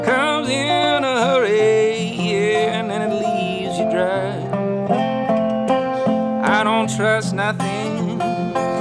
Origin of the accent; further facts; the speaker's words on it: Metairie, Louisiana, United States; where I grew up in Metairie